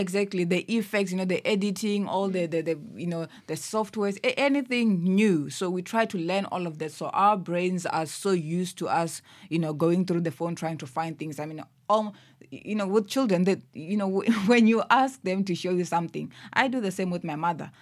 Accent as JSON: {"language": "English", "region": "Limpopo", "country": "South Africa", "tie": "born or raised there", "moved": "as an adult", "lives_now": "Cape Town, South Africa", "said": "I was born in Limpopo, moved here to Cape Town a little over three years ago"}